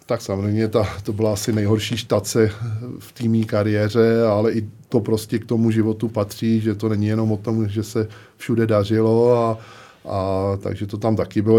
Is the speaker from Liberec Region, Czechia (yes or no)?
no; Smetanova Lhota, South Bohemian Region, Czechia; Pořád jsem aktivní fotbalově u nás ve Smetanový lhotě